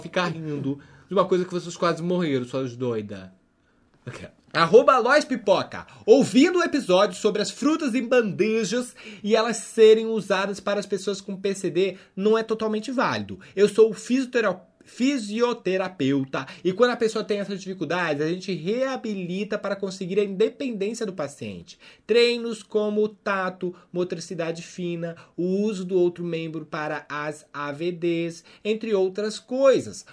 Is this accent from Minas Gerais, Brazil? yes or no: yes; Minas Gerais, Brazil; Eu, como mineira, sou